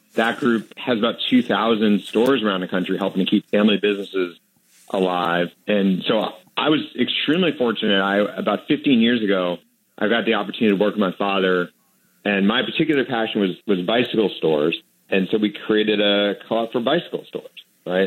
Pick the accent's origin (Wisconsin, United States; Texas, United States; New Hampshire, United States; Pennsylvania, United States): New Hampshire, United States; Manchester; when I was growing up in Manchester, New Hampshire, my dad ran the local carpet store